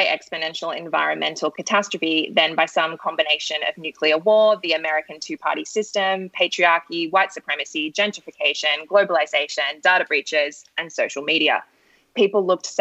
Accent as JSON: {"language": "English", "town": "Sydney", "region": "New South Wales", "country": "Australia", "said": "I'm from Sydney"}